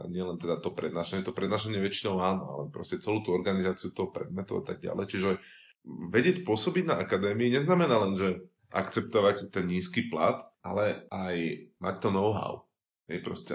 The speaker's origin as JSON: {"language": "Slovak", "town": "Bratislava", "region": "Bratislava Region", "country": "Slovakia", "said": "pochádzam z Bratislavy"}